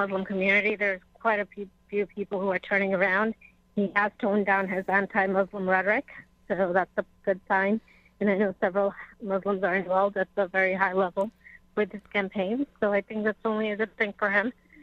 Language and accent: English; United States; I feel as an American